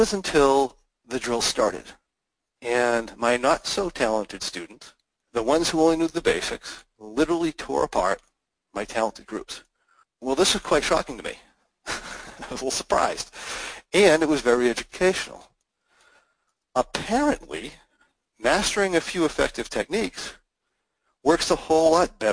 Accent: United States; as an American

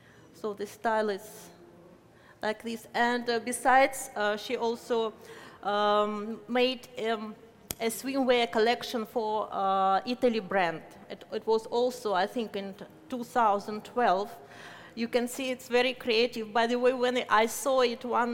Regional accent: Moscow, Russia; I'm from Moscow, Russia

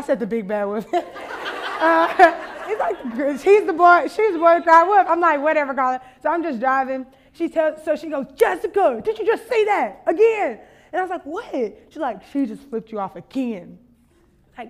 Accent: Louisiana, United States; I'm from Louisiana

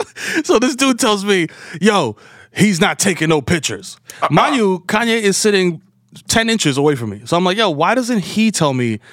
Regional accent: New York, United States; we're from New York.

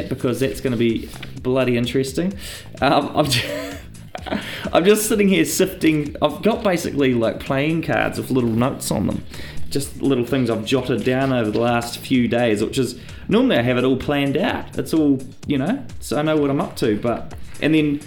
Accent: New Zealand; being Kiwi

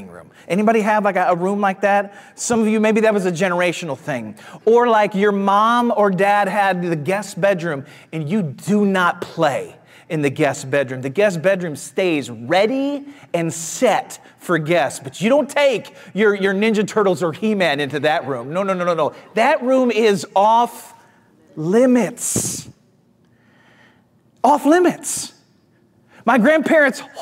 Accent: St. Louis, Missouri, United States; I grew up in Missouri in the Midwest. I grew up in St. Louis

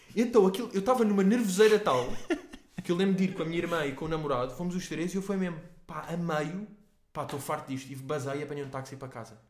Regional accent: Portugal; nós os três somos portugueses

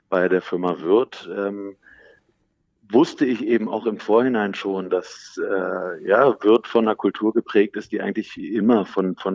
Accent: Berlin, Germany; ich bin aufgewachsen im schönen Berlin, äh, meine Heimat, schon mit der Familie häufig umgezogen, war dann lange im Ausland, habe auch im Ausland studiert.

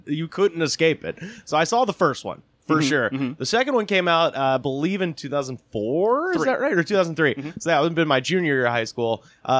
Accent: Auburn, Alabama, United States; I grew up in Auburn, Alabama

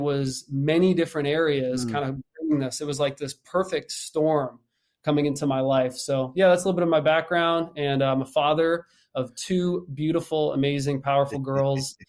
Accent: Nazareth, Pennsylvania, United States; I'm from Nazareth, Pennsylvania, born and raised out there

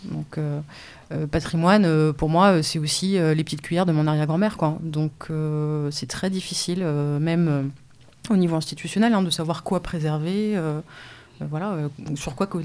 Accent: France; en tant que voisin, en tant que Français, et en tant qu'habitant habitant de, de, cette planète.

